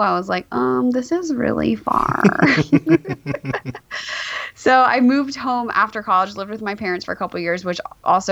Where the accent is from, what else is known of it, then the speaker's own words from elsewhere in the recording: Glendale, California, United States; also born or lived in Davis, California; I was born and raised in Glendale, California